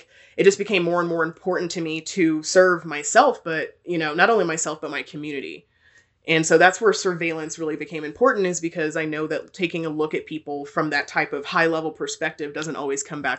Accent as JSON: {"language": "English", "region": "Texas", "country": "United States", "tie": "born or raised there", "also_born_or_lived": "Germany", "said": "So I was born in Germany to two military parents. My parents are both in the army, but I spent most of my life in Texas."}